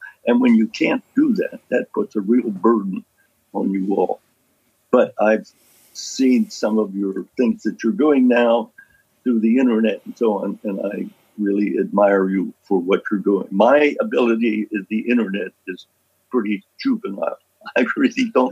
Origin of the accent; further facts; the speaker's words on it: Lewisburg, Pennsylvania, United States; my hometown of Lewisburg, Pennsylvania